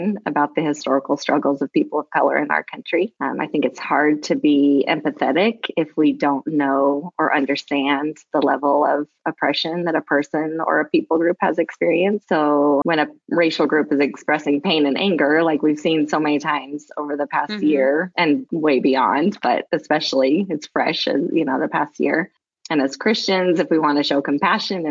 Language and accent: English; Lewiston, Idaho, United States; also born or lived in Dallas, Texas / Boise, Idaho; I was born and raised in Lewiston, Idaho